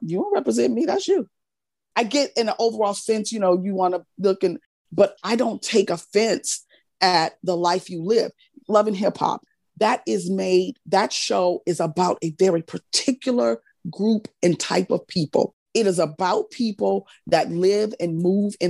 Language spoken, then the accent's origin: English; New Orleans, Louisiana, United States; I'm not only Southern, I'm from New Orleans